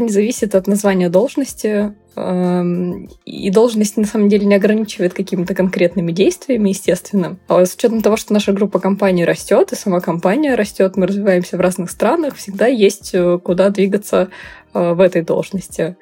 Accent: Nizhny Tagil, Sverdlovsk Oblast, Russia; Я росла в небольшом, м, городе, промышленном, я из Нижнего Тагила вообще родом

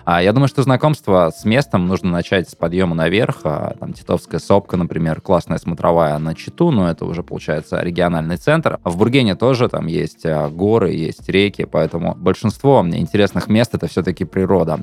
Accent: Chita, Zabaykalsky Krai, Russia; moved away as an adult; also born or lived in Moscow; это мои родные места, мне нравится, я вырос.

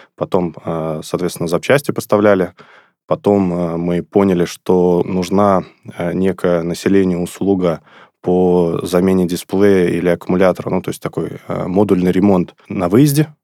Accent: Sterlitamak, Bashkortostan, Russia; город Стерлитамак. Это город, откуда я родом, город, где я учился в школе

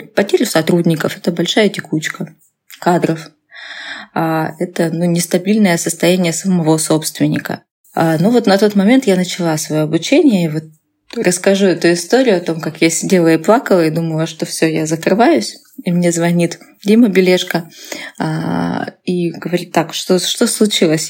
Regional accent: Russia; moved away as an adult; now in Novosibirsk, Russia; я была в родном городе

